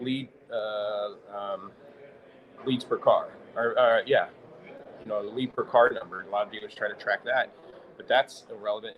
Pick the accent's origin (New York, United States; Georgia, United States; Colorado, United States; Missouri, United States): Missouri, United States; St. Louis; moved away as an adult; now in Olathe, United States; I grew up in St. Louis, so we moved to Olathe, Kansas, what, 16, 17 years ago